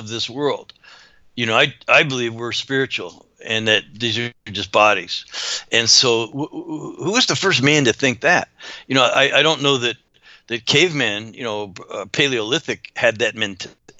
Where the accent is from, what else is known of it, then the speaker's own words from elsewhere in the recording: Canada; I grew up in Canada